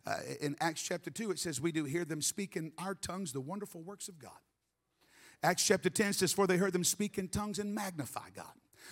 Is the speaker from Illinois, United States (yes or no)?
no; Memphis, Tennessee, United States; accent: Southern; Now, I don't have a heavy accent like I used to. I was raised in Memphis, and I really had a pretty heavy accent.